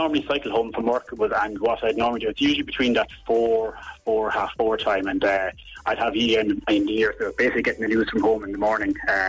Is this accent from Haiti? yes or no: no; Wexford, Leinster, Ireland; moved away as an adult; now in Perth, Australia; I'm from Wexford, near Ross and Wexford.